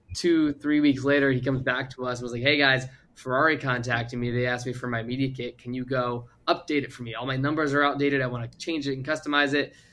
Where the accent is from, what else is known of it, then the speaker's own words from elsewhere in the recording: Virginia, United States; moved away as an adult; also born or lived in Arizona; I moved across to Arizona from Virginia when I graduated high school